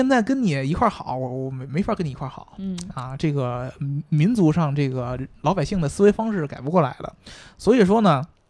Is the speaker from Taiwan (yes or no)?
no; China; 对我也是中国人，只不过是我跟大家分析，就是因为我们从中国人的角度来说